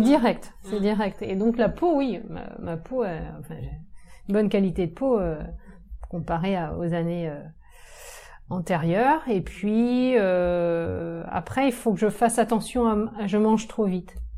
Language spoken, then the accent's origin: French; Saint-Brieuc, Brittany, France; je viens de Saint-Brieuc, dans les Côtes d'Armor